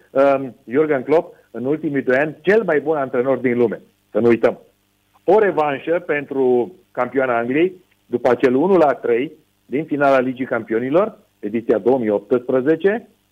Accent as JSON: {"language": "Romanian", "country": "Romania", "moved": "yes", "said": "noi românii"}